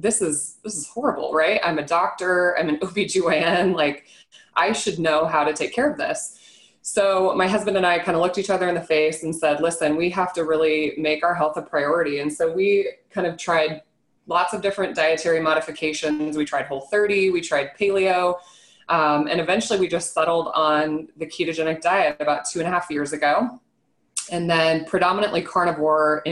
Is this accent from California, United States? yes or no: no; Nebraska, United States; I'm born and raised in Nebraska